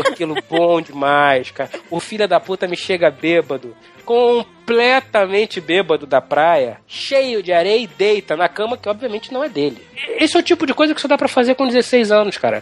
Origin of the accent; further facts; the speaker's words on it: Brazil; Eu nasci no Brasil